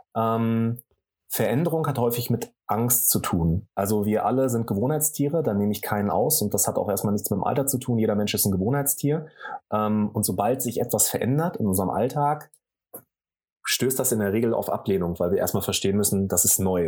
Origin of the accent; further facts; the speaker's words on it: Sauerland, North Rhine-Westphalia, Germany; ich komme ursprünglich aus dem Sauerland, da komme ich auch gerne her, bin in einem kleinen Dorf groß geworden